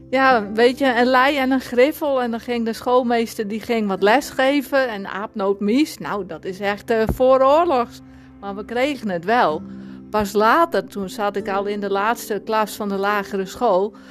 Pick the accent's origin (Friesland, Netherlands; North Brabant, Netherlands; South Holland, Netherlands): Friesland, Netherlands; Sonnega; accent: Frisian; moved away as an adult; now in Alkmaar, Netherlands; Ik 30 september 1966 in het plaatsje Zonnega in Friesland ben ik geboren